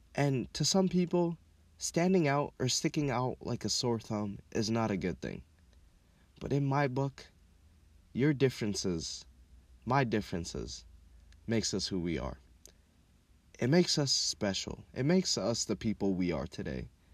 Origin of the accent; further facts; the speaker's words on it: Minneapolis, Minnesota, United States; also born or lived in Kenya / Atlanta, Georgia; South Side, Minneapolis, Minnesota, is where I'm from. I lived in a lot of neighborhood, but growing up, I mostly lived in uh, Riverside and Franklin Avenue